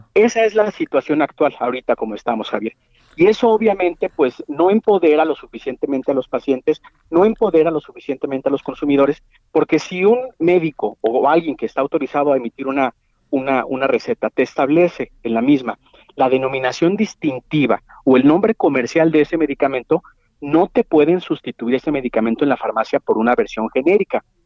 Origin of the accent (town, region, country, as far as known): Mexico